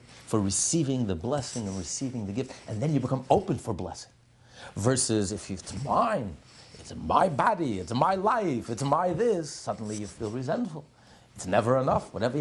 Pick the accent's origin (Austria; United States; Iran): United States; I know we're American